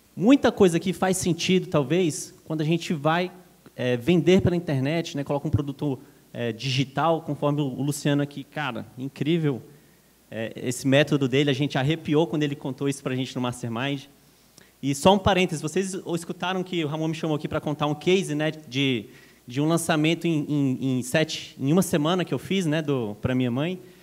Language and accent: Portuguese; Brasília, Federal District, Brazil; now in São Paulo, Brazil; sou natural de Brasília, moro em São Paulo